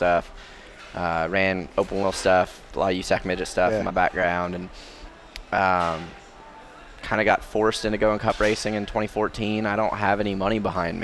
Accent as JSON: {"language": "English", "town": "Tucson", "region": "Arizona", "country": "United States", "said": "I'm from Tucson"}